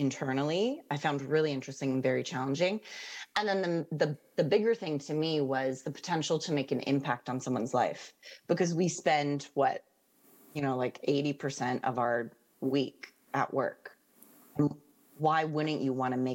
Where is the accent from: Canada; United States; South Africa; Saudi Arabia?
Canada; moved away as an adult; now in London, United Kingdom; clearly I'm Canadian. Not American.